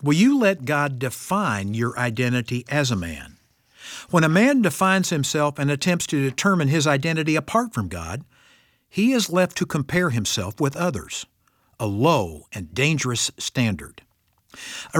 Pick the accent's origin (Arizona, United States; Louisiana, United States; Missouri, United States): Missouri, United States; I come from Missouri, the show-me state.